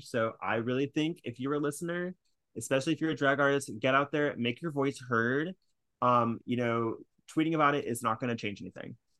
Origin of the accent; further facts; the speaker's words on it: California, United States; now in New York, United States; I'm from California